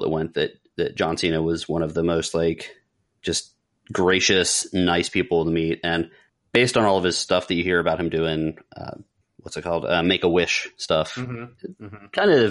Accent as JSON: {"language": "English", "region": "South Florida", "country": "United States", "said": "So when I was 16 years old, I decided to go to MegaCon from South Florida, where we're from."}